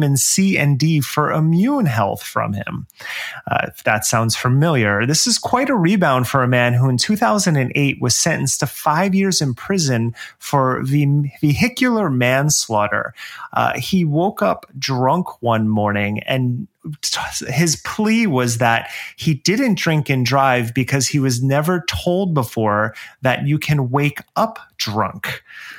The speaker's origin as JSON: {"language": "English", "town": "Milltown", "region": "New Jersey", "country": "United States", "tie": "born or raised there", "moved": "yes", "said": "my home country of New Jersey"}